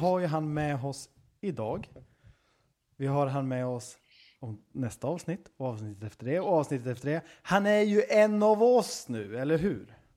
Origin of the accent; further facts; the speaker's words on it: Östergötland, Sweden; accent: Östgötska; den här östgötskan som jag har